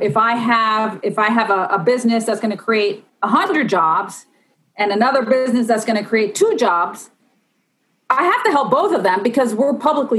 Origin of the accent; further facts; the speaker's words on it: Tampa, Florida, United States; now in Miami, United States; I grew up in Tampa, Florida